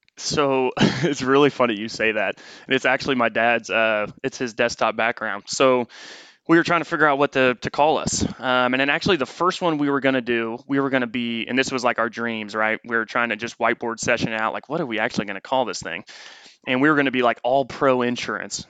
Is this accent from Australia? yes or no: no; Noblesville, Indiana, United States; moved away as an adult; also born or lived in St. Louis, Missouri; now in Austin, United States; we were just north of Indianapolis in a small town called Noblesville, Indiana. Um, was raised there